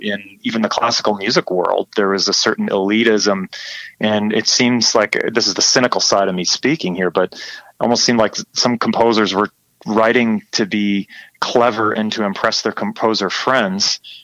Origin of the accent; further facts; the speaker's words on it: McFarland, Wisconsin, United States; now in San Francisco, United States; I'm from Madison, Wisconsin.